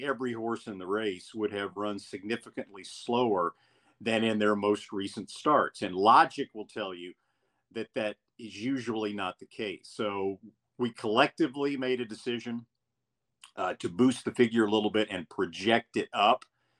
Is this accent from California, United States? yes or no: no; Hot Springs, Arkansas, United States; I'm an Oaklawn Park guy. I grew up there. It's my hometown track.